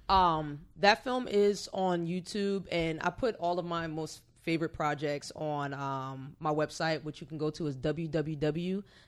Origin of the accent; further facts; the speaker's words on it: Orange, New Jersey, United States; moved away as an adult; now in Hampton Roads, United States; I'm originally from Orange, New Jersey. I've been out here since 2010, so going on nine years